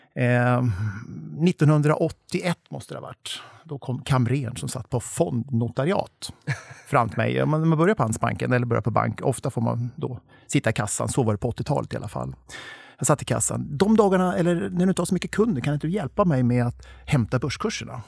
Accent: Torshälla, Södermanland, Sweden; i min hemby eller hemstad Torshälla

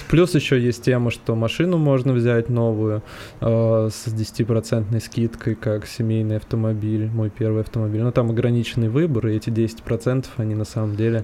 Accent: Moscow, Russia; мы москвичи

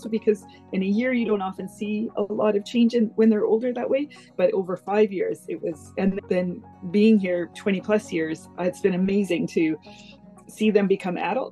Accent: Richmond, British Columbia, Canada; now in Gulf Islands, Canada; I've been living in the Gulf Islands for over 20 years now, but I grew up in Richmond.

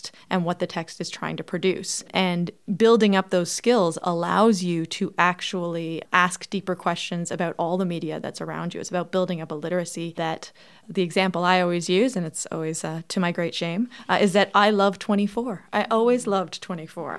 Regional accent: Toronto, Ontario, Canada; I grew up in Toronto, so I had friends from all over the world

